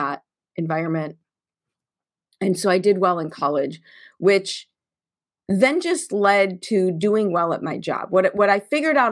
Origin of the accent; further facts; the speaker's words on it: Chicago, Illinois, United States; I grew up in Chicago in the 70s and in the 80s in the public